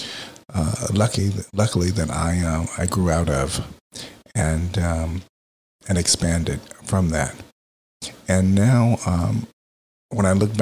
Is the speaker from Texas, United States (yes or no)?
yes; Texas, United States; now in Philadelphia, United States; I grew up in Texas